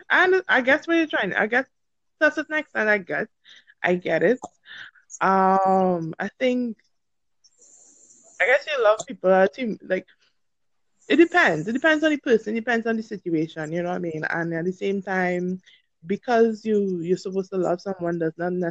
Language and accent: English; Trinidad & Tobago; um, I'm from Trinidad and Tobago.